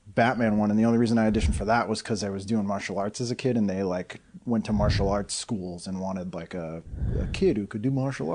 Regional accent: Melrose, Massachusetts, United States; also born or lived in Winchester, Massachusetts; I grew up in Melrose, mostly

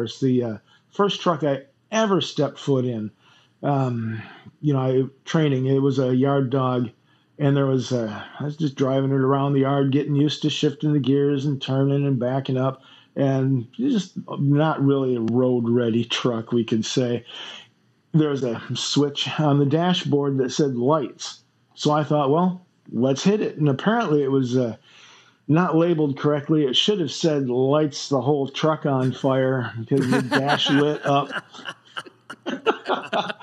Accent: Flint, Michigan, United States; I grew up in Flint, Michigan

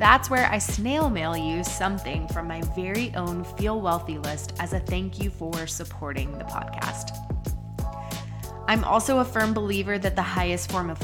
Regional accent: Las Cruces, New Mexico, United States; I'm from Las Cruces, New Mexico

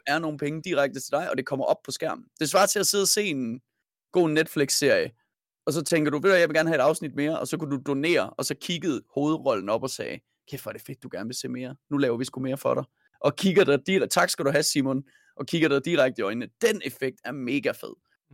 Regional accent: Denmark

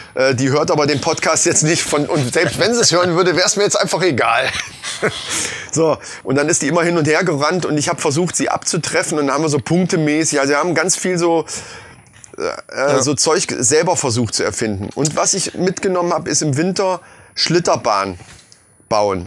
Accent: Lohfelden, Hesse, Germany; ich bin in Lofelden groß geworden

